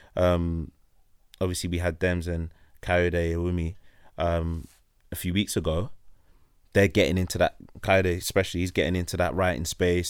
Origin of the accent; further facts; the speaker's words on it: London, United Kingdom; we're from London